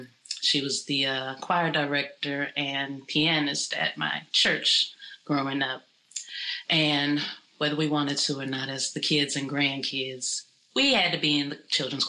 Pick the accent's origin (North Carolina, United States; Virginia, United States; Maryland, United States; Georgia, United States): Virginia, United States; Alexandria; it's always a pleasure at any time for me to perform in my hometown. Shout out to everyone in the beautiful city of Alexandria, Virginia. I was born and raised there.